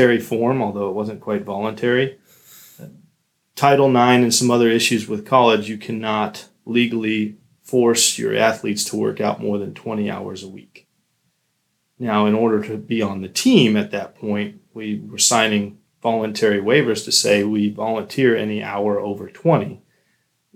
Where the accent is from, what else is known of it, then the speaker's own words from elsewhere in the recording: Colorado Springs, Colorado, United States; moved away as an adult; also born or lived in Ohio; now in Florida, United States; I'm originally from Colorado, Colorado Springs to be exact